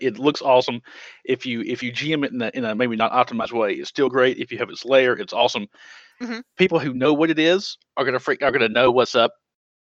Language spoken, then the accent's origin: English; the South, United States; I am from the South